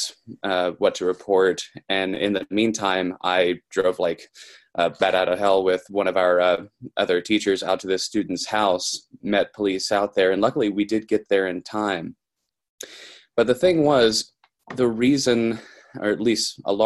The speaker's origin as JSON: {"language": "English", "region": "Kentucky", "country": "United States", "said": "I'm from Kentucky"}